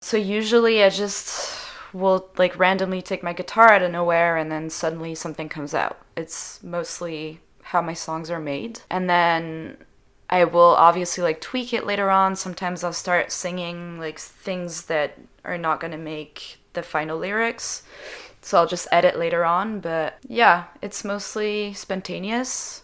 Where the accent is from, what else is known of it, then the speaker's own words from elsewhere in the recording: Switzerland; first language French; English is a second language; moved away as an adult; now in Montreal, Canada; growing up in Switzerland.